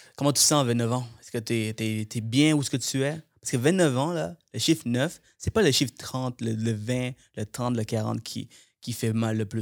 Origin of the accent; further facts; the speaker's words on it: Montreal, Quebec, Canada; now in Laval, Canada; Je viens de Montréal, moi. J'habitais euh, plusieurs années. Toute mon enfance, j'ai passé à Montréal.